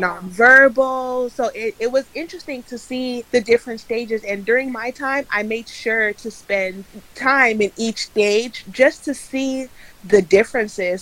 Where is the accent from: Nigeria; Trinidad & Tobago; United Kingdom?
Nigeria; I'm Nigerian